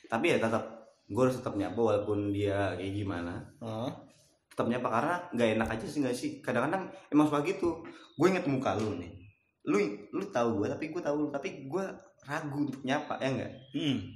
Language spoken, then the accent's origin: Indonesian; Bekasi, West Java, Indonesia; Walaupun kita orang Bekasi, ya udahlah